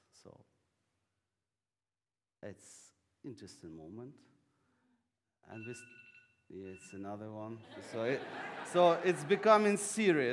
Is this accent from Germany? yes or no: no; Ukraine; English is a second language